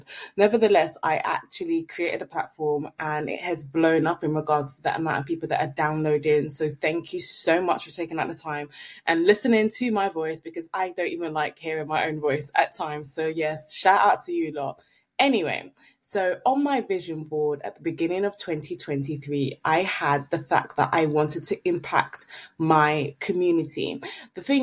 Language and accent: English; Nigeria; now in London, United Kingdom; I'm Nigerian